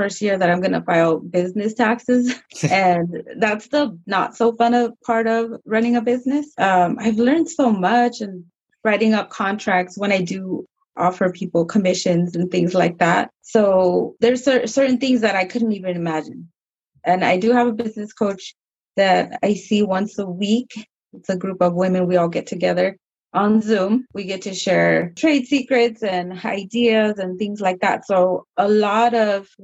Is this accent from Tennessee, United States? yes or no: no; San Diego, California, United States; I was raised here, born and raised in San Diego